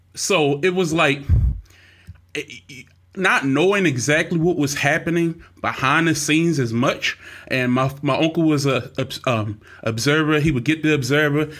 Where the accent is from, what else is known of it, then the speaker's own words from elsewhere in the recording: Baltimore, Maryland, United States; growing up in Baltimore